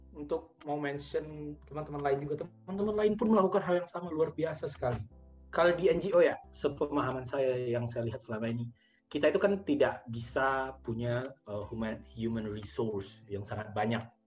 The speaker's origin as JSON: {"language": "Indonesian", "town": "Padang", "region": "West Sumatra", "country": "Indonesia", "also_born_or_lived": "Bukittinggi", "said": "saya kan dari Padang ya saya di Bukit Tinggi"}